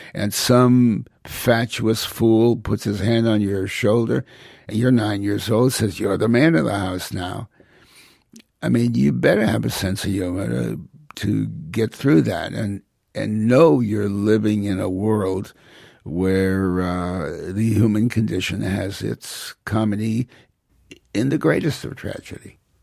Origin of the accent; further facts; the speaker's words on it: Hartford, Connecticut, United States; also born or lived in New Haven; I was born in New Haven, raised largely in Hartford